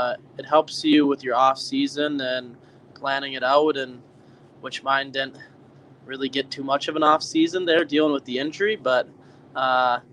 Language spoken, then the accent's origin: English; United States; being an American